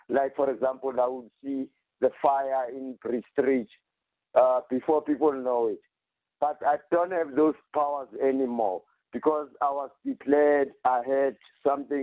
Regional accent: Soweto, Gauteng, South Africa; I'm from Pimville, Soweto

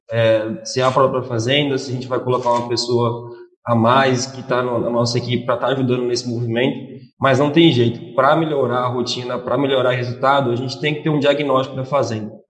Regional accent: Jaboticabal, São Paulo, Brazil; now in Mato Grosso, Brazil; Bom, é, eu sou nascido, criado e formado em Jabuticabal, São Paulo. É, vim para o Mato Grosso tem quase dois anos

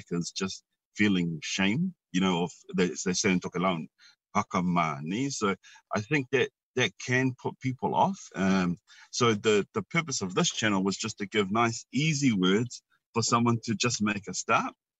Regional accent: Wellington, New Zealand; now in Auckland, New Zealand; I was raised in Wellington

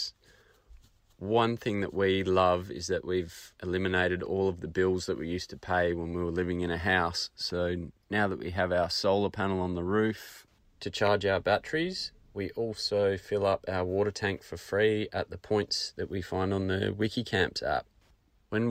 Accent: Perth, Western Australia, Australia; We're from Perth, WA, and we're currently travelling around Australia

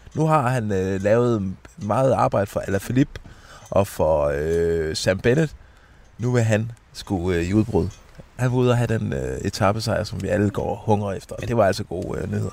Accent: Denmark; vi er fra Danmark

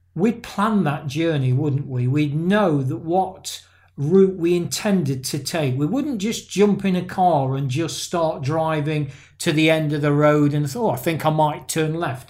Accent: England, United Kingdom; there's some Irish kind of descent in my family, but I'm an English guy

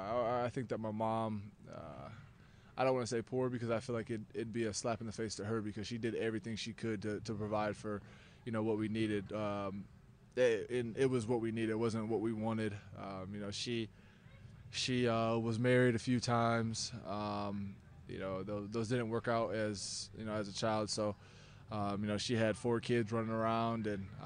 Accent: Fostoria, Ohio, United States; Like I said, small town, blue collar community.

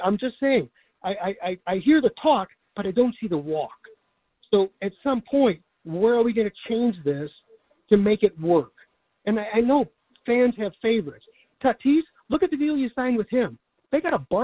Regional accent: Chicago, Illinois, United States; I'm an older guy, born and raised in Chicago

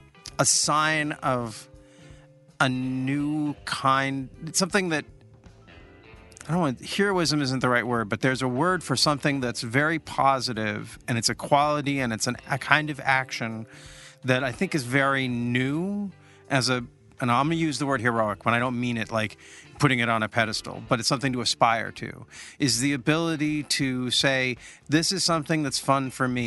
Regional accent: Olympia, Washington, United States; I'm from Olympia.

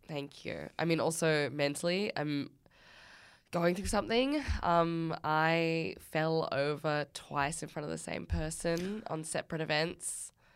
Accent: Australia; We're Australian.

